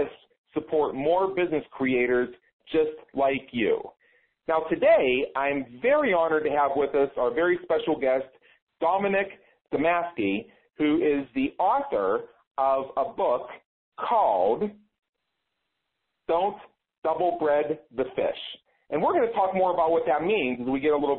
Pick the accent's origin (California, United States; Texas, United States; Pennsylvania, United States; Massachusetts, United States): Pennsylvania, United States; Pittsburgh; moved away; I'm originally from Pittsburgh